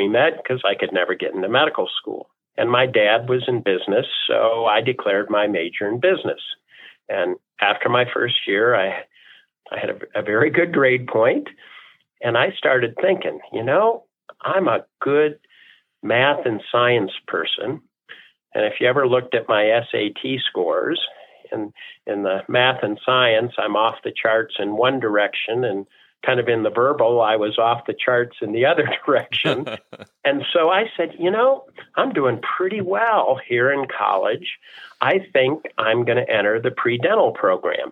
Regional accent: Toledo, Ohio, United States; moved away as an adult; now in Denver, United States; I was born and raised in Toledo. I'm very, very proud of my Buckeye roots, my Midwest U.S. roots.

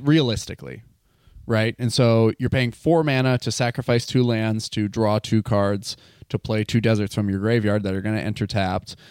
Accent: Wisconsin, United States; now in Seattle, United States; I'm living in Seattle. I am from Wisconsin

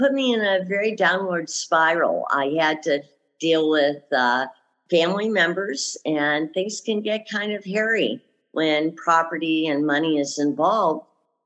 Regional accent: Lansing, Michigan, United States; moved away as an adult; also born or lived in Nevada; now in Arizona, United States; I grew up in Michigan, Lansing. I left there when I was about 19, 20 years old, moved out to Nevada

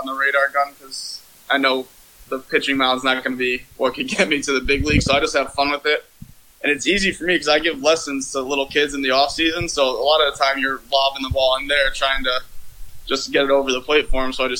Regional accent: Shelton, Connecticut, United States; I am from Shelton, Connecticut

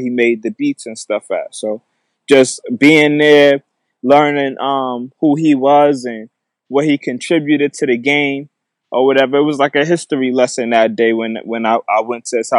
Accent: Mount Vernon, New York, United States; I'm from Mount Vernon, New York

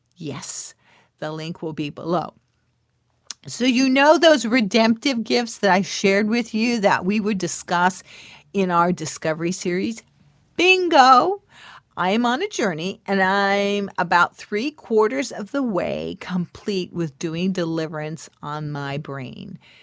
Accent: California, United States; This is when we were living in California. I was born in California

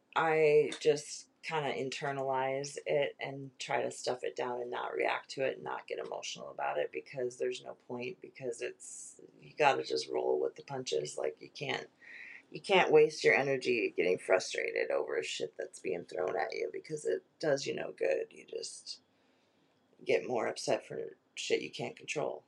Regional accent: Webster, Wisconsin, United States; also born or lived in Dairyland, Wisconsin; Webster, Wisconsin, more or less. I mean, we're from Dairyland, but I then I, we moved down to Webster

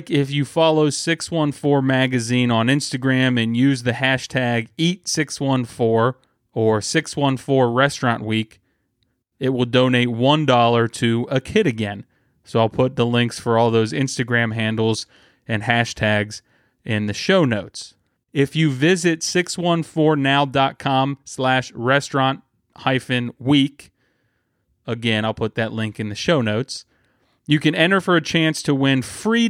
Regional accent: Springfield, Ohio, United States; now in Columbus, United States; my hometown of Springfield, Ohio

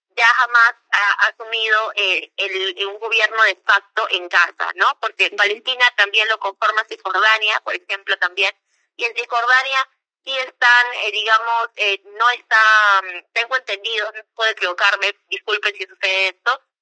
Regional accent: Peru; como peruana, eh, que, ha, bueno, yo no, yo era muy muy chica cuando pasó eh, todo el tema del conflicto interno

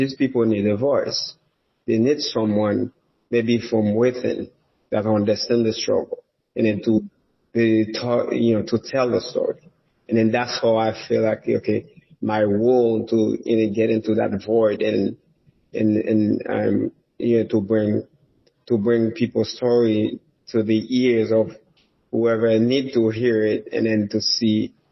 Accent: Nord-Ouest, Haiti; moved away as an adult; also born or lived in Port-au-Prince, Haiti; now in United States; I was born and raised in Haiti. I came from a very humble background. My parents, they basically from the remote village in Haiti, in northwestern part of Haiti. That's where I was born and raised

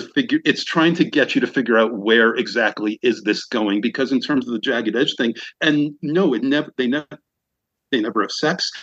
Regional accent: New York, United States; moved away as an adult; now in Los Angeles, United States; I'm from New York and I eventually moved out

